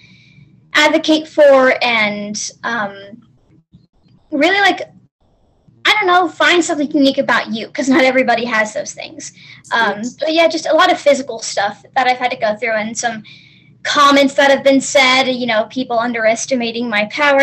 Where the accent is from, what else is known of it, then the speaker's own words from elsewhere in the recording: the South, United States; I am from the States, from the South.